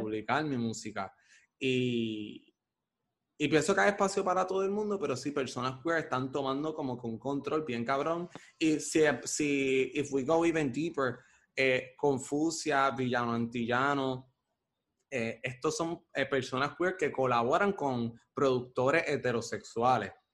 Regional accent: Caguas, Puerto Rico; also born or lived in Bairoa, Puerto Rico; now in Río Piedras, Puerto Rico; Actualmente vivo en Río Piedras, pero originalmente soy de Caguas

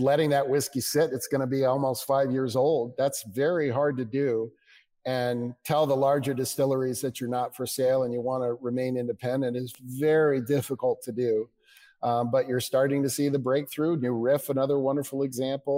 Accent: United States; as an American

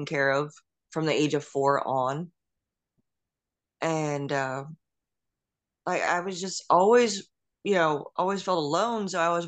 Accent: Westbury, New York, United States; also born or lived in Mount Sinai, New York; I was born in Nassau County in Long Island, New York

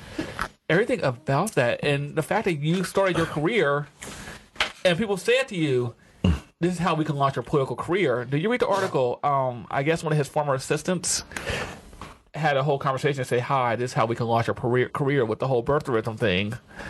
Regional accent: Ohio, United States; We're from Ohio. We know who these people are.

